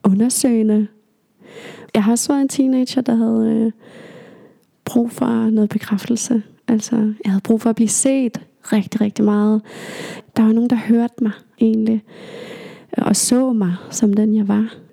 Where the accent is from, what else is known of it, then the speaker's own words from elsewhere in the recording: Aalborg, North Denmark Region, Denmark; born there; also born or lived in Greenland; jeg er født i Aalborg, bare lige for at nævne det, og vi har været her i, eller i Aalborg i nogle år, og så flyttet tilbage til Grønland og så videre.